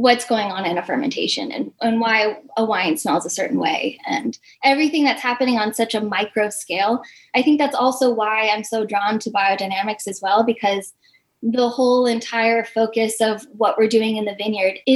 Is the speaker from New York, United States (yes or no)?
no; Placerville, California, United States; also born or lived in Huntington Beach, California; My parents moved our family in the year 2000 up to Placerville, which is in Northern California